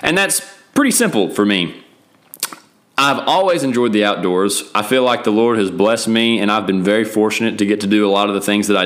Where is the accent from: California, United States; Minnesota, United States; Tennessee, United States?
Tennessee, United States; Knoxville; also born or lived in Cookeville, Tennessee; I'm from Knoxville, Tennessee. That's where I was born and raised and where I still live